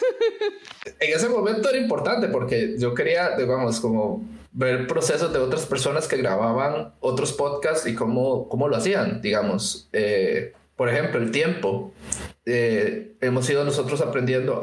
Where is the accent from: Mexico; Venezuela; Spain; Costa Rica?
Costa Rica; en Costa Rica pasa que nosotros no tenemos una carrera como formal